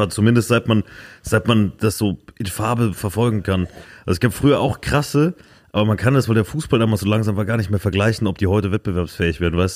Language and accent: German; Saarland, Germany; mein Kaff, Alter, mein Dorf, wo ich aufgewachsen bin im Saarland, würde ich direkt zurückgehen.